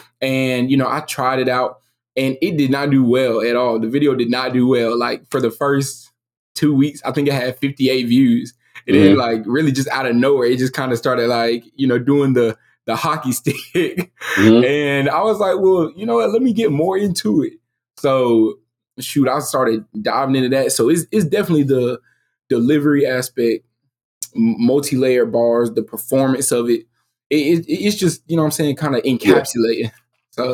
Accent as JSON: {"language": "English", "town": "Enterprise", "region": "Alabama", "country": "United States", "tie": "born or raised there", "said": "I'm from Enterprise, Alabama. It's not like a small rinky-dink city, but it's not, you know what I'm saying, nothing big. You know, it's like about 30,000 people in there."}